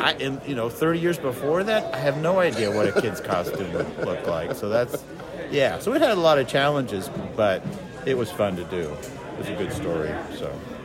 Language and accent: English; Nebraska, United States; now in Kansas, United States; I'm originally from Nebraska, but then we've lived in Kansas for about fifty years or so